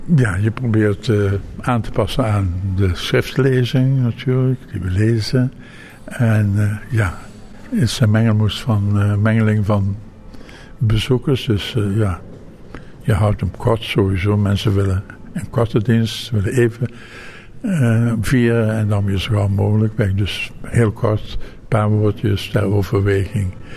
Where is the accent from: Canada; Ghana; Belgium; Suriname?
Ghana; now in Netherlands; Ik kom dus eigenlijk uit Afrika. uit Ghana